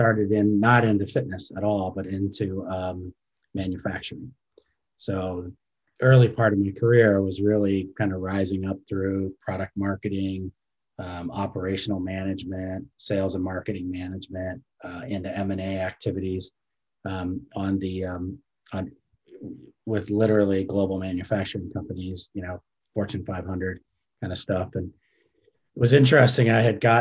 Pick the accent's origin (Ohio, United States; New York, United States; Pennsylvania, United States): Ohio, United States; Cleveland; So I grew up in Ohio, in the Cleveland area.